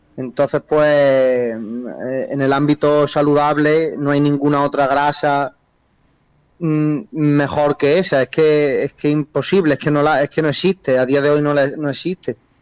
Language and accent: Spanish; Jaén, Andalusia, Spain; los dos somos de Jaén